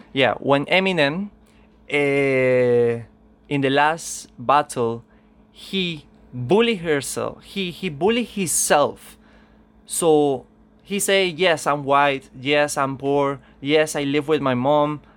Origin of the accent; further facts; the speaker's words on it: Venezuela; English is a second language; I come from Venezuela